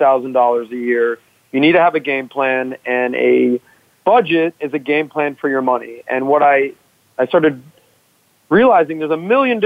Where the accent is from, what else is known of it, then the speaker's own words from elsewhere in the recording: Miami, Florida, United States; growing up in Miami, South Beach, I was in the hospitality and nightlife business.